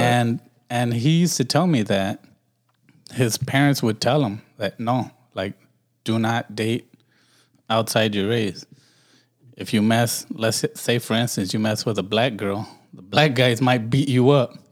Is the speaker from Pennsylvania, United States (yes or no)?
no; Los Angeles, California, United States; I'm from Watts